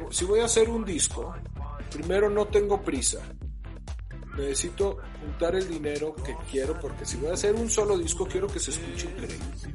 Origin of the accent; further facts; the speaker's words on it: León, Guanajuato, Mexico; soy de León, Guanajuato. A los 20 años me fui